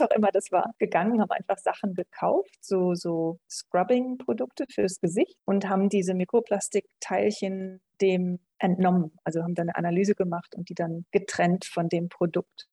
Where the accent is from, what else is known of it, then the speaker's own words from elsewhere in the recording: Germany; moved away as an adult; also born or lived in England; now in Vienna, Austria; Ich komme ursprünglich aus Deutschland, so Mitte nördlich, Nähe Münster, Nähe Osnabrück da oben.